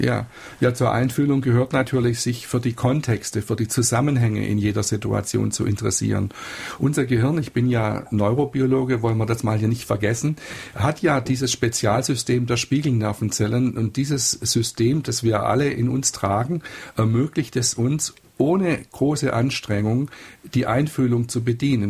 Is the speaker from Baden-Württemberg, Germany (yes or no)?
yes; Freiburg im Breisgau, Baden-Württemberg, Germany; ich komme ja aus Freiburg im Breisgau